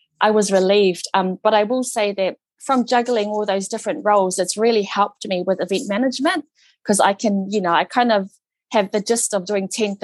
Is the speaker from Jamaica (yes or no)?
no; New Zealand; Samoan, New Zealand-born Samoan Niuean, but predominantly brought up the Samoan way